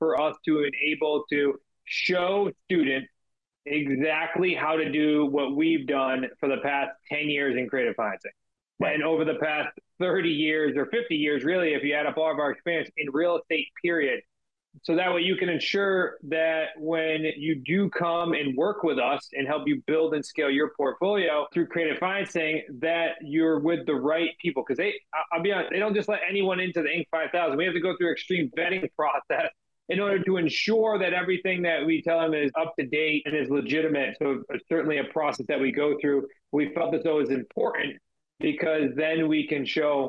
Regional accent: Massachusetts, United States; us being from Massachusetts

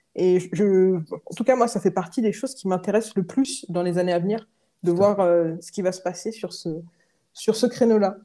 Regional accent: Rennes, Brittany, France; j'ai grandi à Rennes

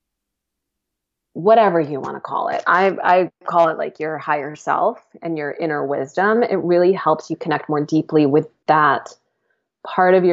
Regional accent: United States; moved away; also born or lived in England; I'm like an American, and I had such a thing around being an American in England

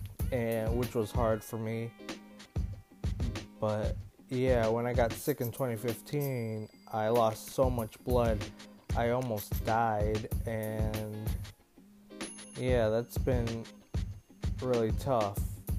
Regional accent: Minnesota, United States; now in Florida, United States; I grew up in Minnesota. I was a kid, but I moved to Florida to live with my mom in 2015

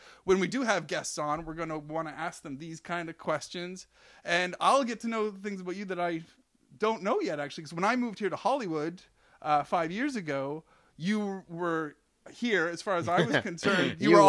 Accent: Canada; moved away as an adult; now in United States; I grew up in Canada

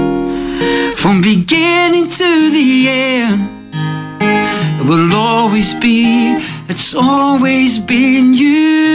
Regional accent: Rotorua, Bay of Plenty, New Zealand; accent: Kiwi; moved away as an adult; now in Australia; So I left Rotorua. I'm from a place in New Zealand. I don't know if you notice, I'm from New Zealand.

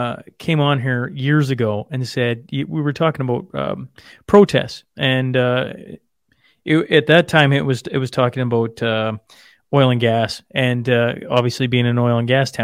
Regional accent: Saskatchewan, Canada; Just north of Lloyd, okay. On a farm, just in Saskatchewan.

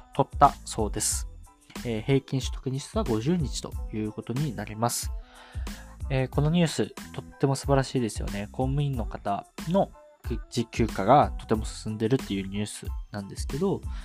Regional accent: Kyushu, Japan; 九州生まれ

